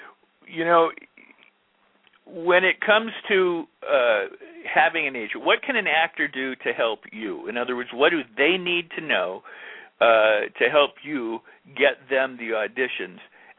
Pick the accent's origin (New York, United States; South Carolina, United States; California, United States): California, United States; Hollywood; Because when I grew up in Hollywood, we thought casting directors were the enemy.